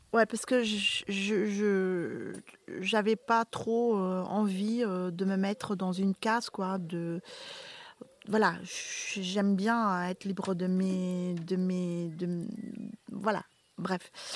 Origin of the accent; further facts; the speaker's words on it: Flanders, Belgium; moved away as an adult; now in Beaumont-en-Véron, France; mon pays natal, qui a eu maintenant une... Euh, la Belgique